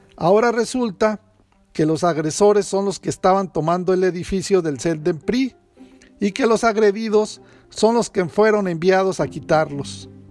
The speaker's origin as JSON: {"language": "Spanish", "region": "Veracruz", "country": "Mexico", "said": "acá en el terruño veracruzano"}